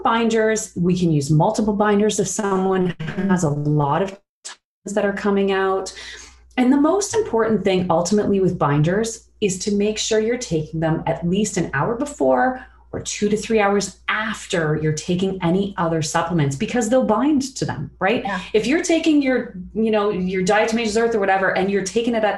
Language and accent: English; Sarnia, Ontario, Canada; I grew up in Sarnia, which is in Chemical Valley.